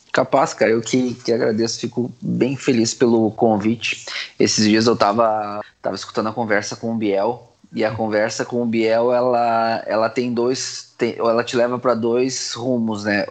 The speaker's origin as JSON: {"language": "Portuguese", "town": "Campo Bom", "region": "Rio Grande do Sul", "country": "Brazil", "tie": "born or raised there", "said": "eu nasci em Campo Bom"}